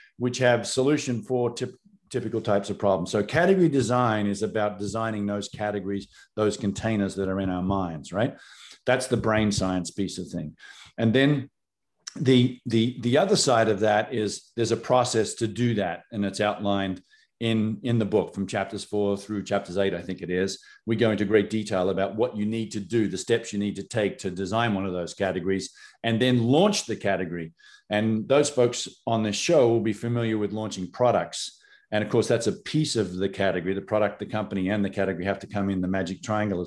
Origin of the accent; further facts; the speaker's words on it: Australia; moved away as an adult; now in United States; Born in Australia